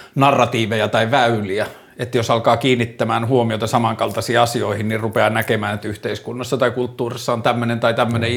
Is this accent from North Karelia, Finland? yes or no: no; Torne River valley, Lapland, Finland; tässä oltiin ensinnäkin siellä, missä mä oon syntynyt, että tässä oltiin niin kuin, tai no siitä tietenkin vähän ylöspäin, mutta kuitenkin Torniojoen varressa